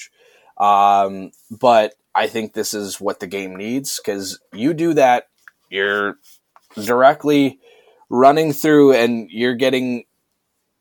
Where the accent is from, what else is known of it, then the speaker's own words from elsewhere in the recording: Canada; I'm Canadian